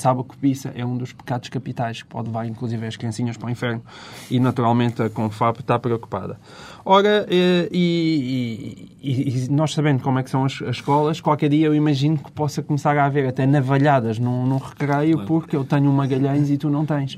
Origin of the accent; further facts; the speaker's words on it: Portalegre, Alentejo, Portugal; moved away as an adult; now in Lisbon, Portugal; sou um homem de província. Eu nasci em Porto Alegre.